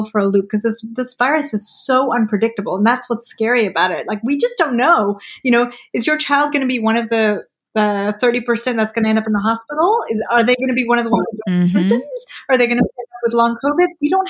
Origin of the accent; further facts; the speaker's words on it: Malawi; I grew up in Malawi in Central Africa and we didn't have, you know, huge access to vaccines.